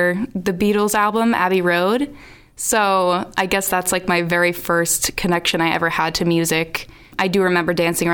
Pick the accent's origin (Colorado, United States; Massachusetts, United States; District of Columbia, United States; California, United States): Massachusetts, United States; Hopkinton; also born or lived in Boston / Nashville; now in South Shore, Massachusetts, United States; I grew up in Hopkinton, Massachusetts, and I lived in Boston for a couple of years